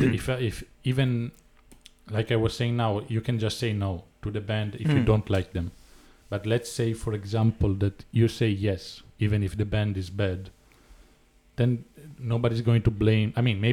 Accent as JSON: {"language": "English", "town": "Florence", "region": "Tuscany", "country": "Italy", "tie": "born or raised there", "said": "I grew up in Florence musically."}